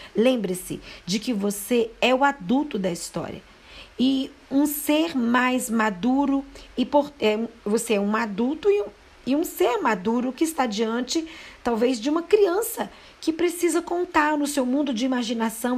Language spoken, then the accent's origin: Portuguese; Mariana, Minas Gerais, Brazil; eu sou da cidade de Mariana, Minas Gerais